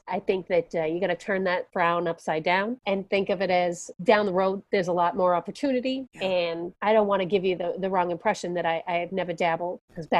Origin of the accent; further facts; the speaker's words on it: Massachusetts, United States; I grew up in Massachusetts and we had Cape Cod or Hampton Beach.